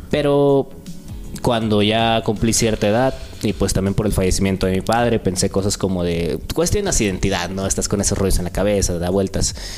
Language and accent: Spanish; Acapulco, Guerrero, Mexico; now in Oaxaca, Mexico; en el rap en Acapulco, ¿no? Es de ahí donde, donde nací, pues, soy costeño